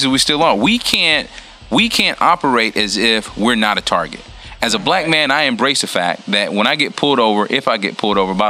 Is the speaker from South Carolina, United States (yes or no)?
yes; a small town in South Carolina, United States; I'm from a small town in South Carolina where at a very early age I was told how to operate in public